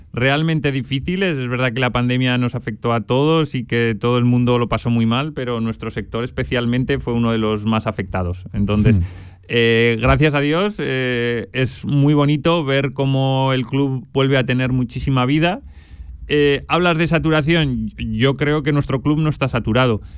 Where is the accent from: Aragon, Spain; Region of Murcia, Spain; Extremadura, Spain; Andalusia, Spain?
Aragon, Spain; Huesca; now in Zaragoza, Spain; soy oscense, soy de Huesca